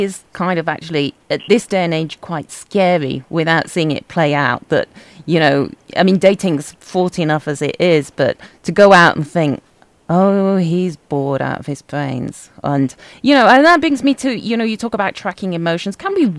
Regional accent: England, United Kingdom; being English

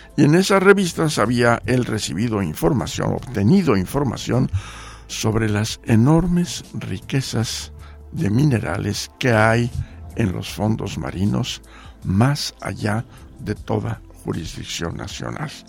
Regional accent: Mexico City, Mexico; moved away as an adult; also born or lived in Geneva, Switzerland / Washington, United States / Poland / Jamaica; Yo nací en la Ciudad de México, mi familia

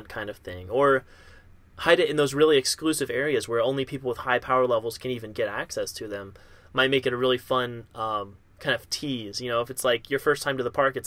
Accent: near Kings Island, Ohio, United States; growing up near Kings Island

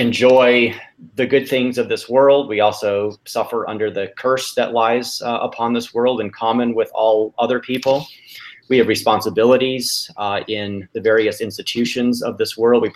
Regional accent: Chicago, Illinois, United States; now in California, United States; I was born and raised in the Chicago area

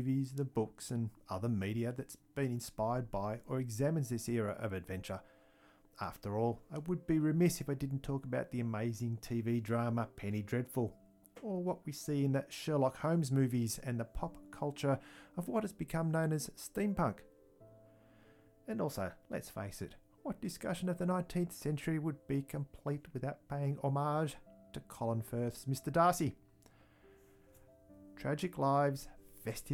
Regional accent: Australia; accent: Antipodean; also born or lived in Victoria, Australia; I'll be your Antipodean host for the podcast. And yes, I'm sure my accent gave that away anyway

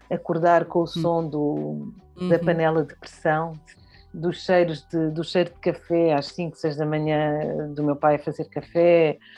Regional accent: Bié, Angola; born there; Eu nasci em, em Angola, no Bié, em 1972. Uh, ah, a minha mãe é angolana, uh, do Bié, o meu pai é timorense uh, do, de Viquet.

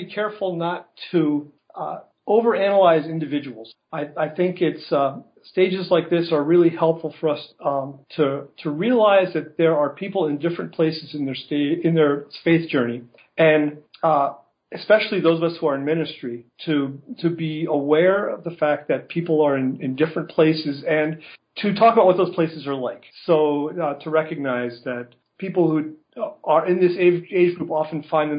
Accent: northern New Jersey, United States; also born or lived in Colorado; now in Grand Rapids, United States; I grew up in the Christian Reformed Church in northern New Jersey

